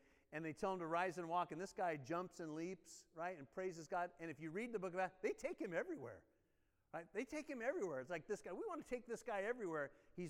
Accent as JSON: {"language": "English", "country": "United States", "said": "I'm an American. I only know like one"}